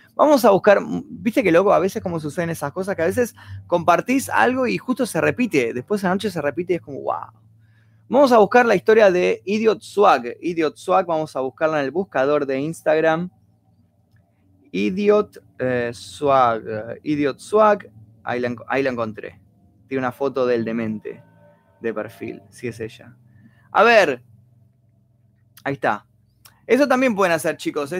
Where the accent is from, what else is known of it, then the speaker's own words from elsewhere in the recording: Argentina; accent: Argentine; also born or lived in Buenos Aires, Argentina; tengo un acento súper marcado de Argentina